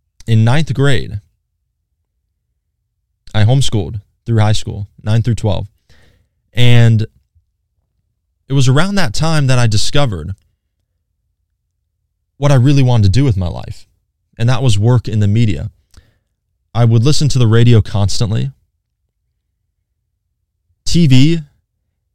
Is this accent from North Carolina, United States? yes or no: yes; Hickory, North Carolina, United States; I'm from Hickory, by the way, born and raised. I've lived in the same house my entire life